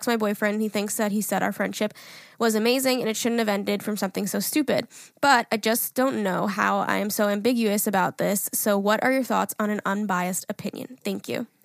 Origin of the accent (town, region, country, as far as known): California, United States